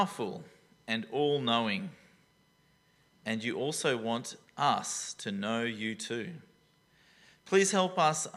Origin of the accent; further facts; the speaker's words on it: Taree, New South Wales, Australia; I'm from Taree, you know, like that. If you don't know Taree, it's coastal Australia